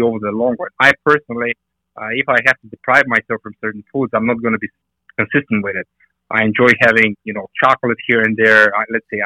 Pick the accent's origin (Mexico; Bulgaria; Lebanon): Bulgaria; moved away as an adult; now in United States; when I was growing up in Bulgaria, food supplies were pretty limited.